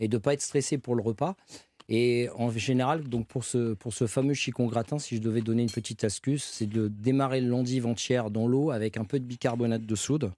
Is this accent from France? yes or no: yes; Valenciennes, Hauts-de-France, France; moved away; also born or lived in Belgium / Paris; je suis né à Valenciennes, voilà. Et j'ai fait des études en Belgique